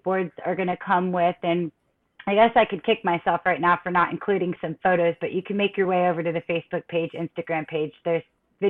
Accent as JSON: {"language": "English", "region": "Florida", "country": "United States", "tie": "born or raised there", "said": "born and raised in Florida"}